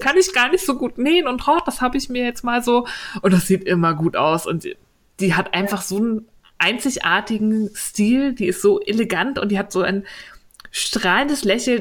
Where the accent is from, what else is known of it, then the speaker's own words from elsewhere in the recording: Berlin, Germany; als Berliner